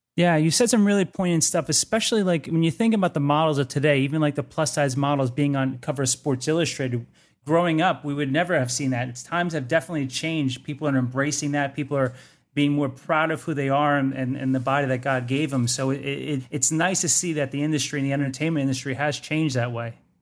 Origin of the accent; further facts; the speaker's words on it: Cedar Grove, New Jersey, United States; accent: Jersey; I'm from New Jersey as well. I'm from a town called Cedar Grove